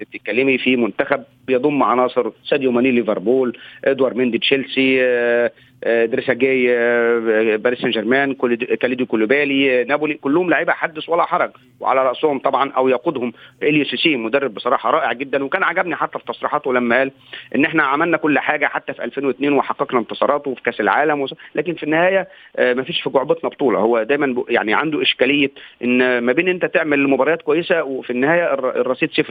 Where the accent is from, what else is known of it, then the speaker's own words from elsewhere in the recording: Egypt; أنا سعيد كمصري